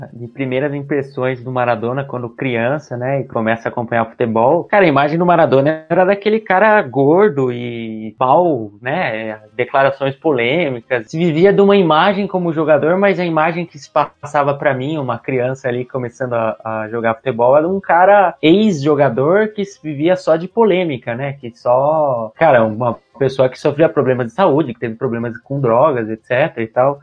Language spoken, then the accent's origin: Portuguese; Brazil; pra gente brasileiro